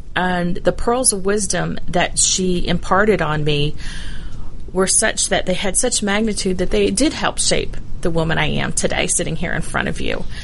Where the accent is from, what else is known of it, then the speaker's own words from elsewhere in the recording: Dunwoody, Georgia, United States; also born or lived in Bloomington, Indiana; I actually grew up in Dunwoody